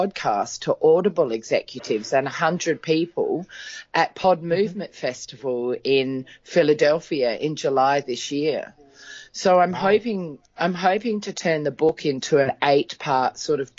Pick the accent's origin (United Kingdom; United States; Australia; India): Australia; Adelaide, South Australia; my hometown in Australia, which is Adelaide